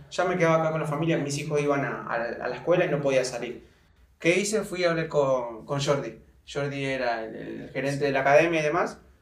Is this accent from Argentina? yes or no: yes; Argentina; moved away as an adult; also born or lived in Chile / Thailand / Belarus; now in Mexico; salí de Argentina